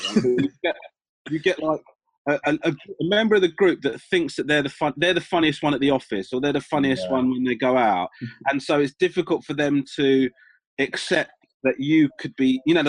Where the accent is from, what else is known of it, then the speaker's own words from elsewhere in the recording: Crawley, South East England, United Kingdom; Yeah, basically, my mum and dad are originally from Sri Lanka.